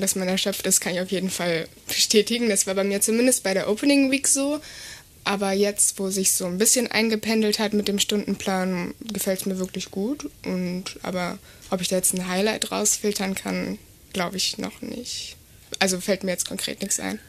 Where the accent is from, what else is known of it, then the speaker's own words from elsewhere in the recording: Essen, North Rhine-Westphalia, Germany; moved away as an adult; now in Lüneburg, Germany; Ich komme eigentlich aus Essen und bin jetzt nach Lüneburg gezogen